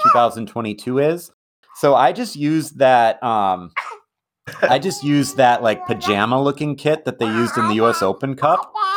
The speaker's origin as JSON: {"language": "English", "town": "Madison", "region": "Wisconsin", "country": "United States", "tie": "born or raised there", "said": "my hometown Ford Madison"}